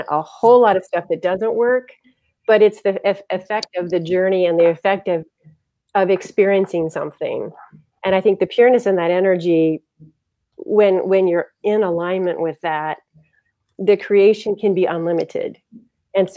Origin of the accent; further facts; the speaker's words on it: Ohio, United States; We're from Ohio. And we ended up taking a chance and moving back to Ohio